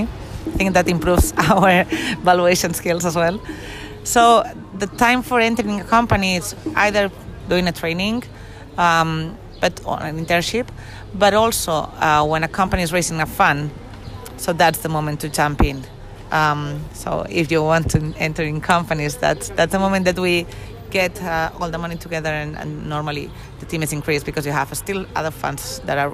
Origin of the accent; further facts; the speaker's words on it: Barcelona, Catalonia, Spain; two of the partners, we come from Barcelona, we were working abroad before